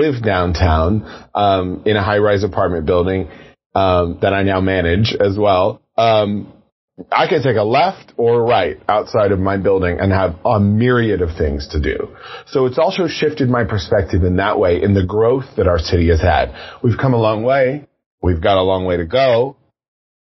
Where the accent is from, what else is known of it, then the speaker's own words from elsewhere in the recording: Kansas City, Missouri, United States; Born and raised in the Northland, downtown transplanted